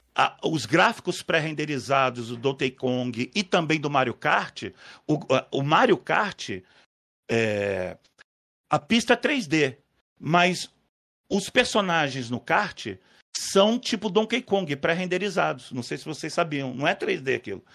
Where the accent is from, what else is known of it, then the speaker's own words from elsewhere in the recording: Rio de Janeiro, Brazil; moved away; also born or lived in São Paulo / Paraguay; Mas eu passei minha adolescência no Rio